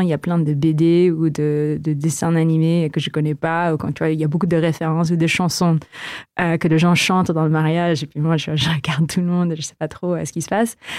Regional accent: Philippines; French is a second language; moved away as an adult; also born or lived in Canada; now in France; j'ai grandi aux Philippines aussi

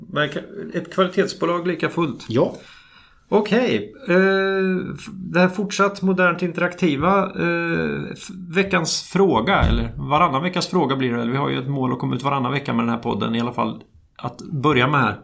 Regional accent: Sweden; vi är svenskar

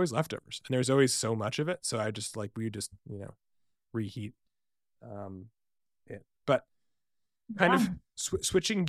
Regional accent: Boston, Massachusetts, United States; now in Seattle, United States; I grew up in Boston.

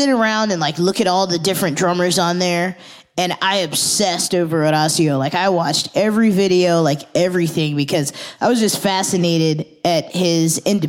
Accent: Germantown, Maryland, United States; also born or lived in Fredericksburg, Virginia; I was born in Fredericksburg, but I grew up in Maryland.

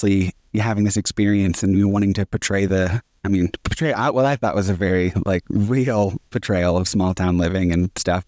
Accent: Texas, United States; I am from Texas. I grew up, and so like this small town

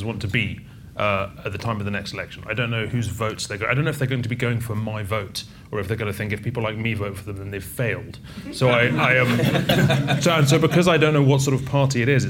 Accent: Scotland, United Kingdom; as you'll tell from my strong, strong accent, I'm Scottish

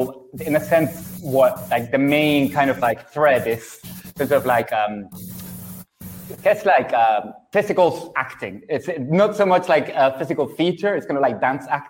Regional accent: Canary Islands, Spain; I'm from the Canary Islands, which is somewhere in between Latin America and Europe and Spain.

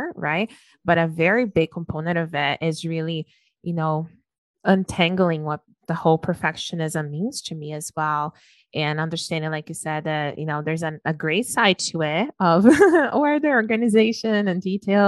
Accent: Brazil; moved away as an adult; I was raised in Brazil. I lived there for the first 21 years of my life

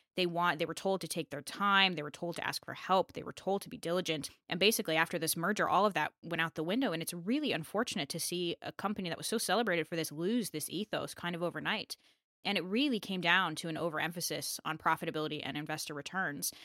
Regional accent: United States

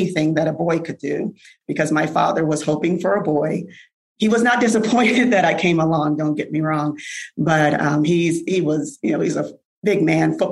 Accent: New Haven, Connecticut, United States; growing up in New Haven, Connecticut

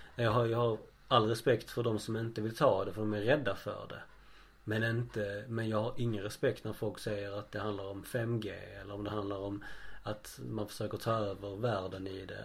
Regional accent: Skåne, Sweden; vi skåningar pratar grötigt

